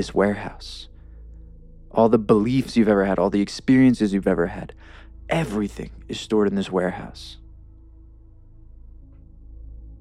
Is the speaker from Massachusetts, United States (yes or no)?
no; New York, United States; also born or lived in Los Angeles; now in Denver, United States; I grew up in the East Coast in New York